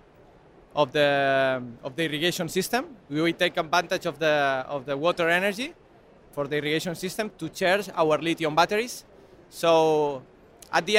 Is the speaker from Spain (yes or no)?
yes; Spain; English is a second language; we are from Spain